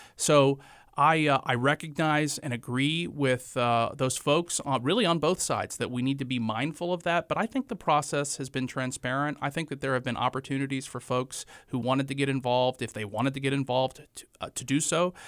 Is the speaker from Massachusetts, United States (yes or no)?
no; Morganton, North Carolina, United States; moved away as an adult; also born or lived in Greensboro, North Carolina / Chapel Hill, North Carolina; now in Wilmington, United States; I am originally from Morganton, North Carolina. It's the western part of North Carolina in the foothills, right on Interstate forty. I lived there until I was eighteen years old